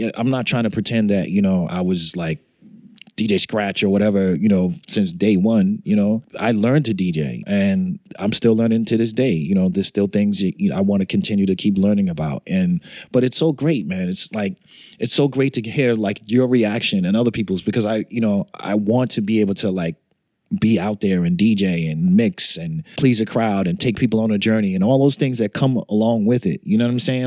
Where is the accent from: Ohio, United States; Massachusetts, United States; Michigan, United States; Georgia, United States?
Massachusetts, United States; Boston; growing up in Boston